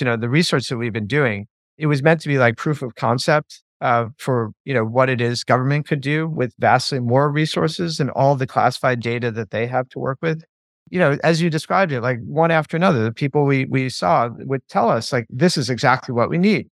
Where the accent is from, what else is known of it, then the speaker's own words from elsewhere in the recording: United States; you go in as an Irish American